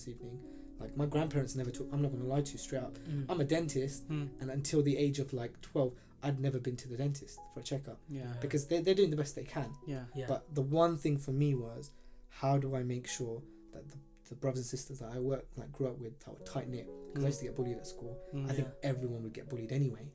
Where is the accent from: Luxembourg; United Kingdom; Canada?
United Kingdom; London; I was born here in Stratford. So okay, born and bred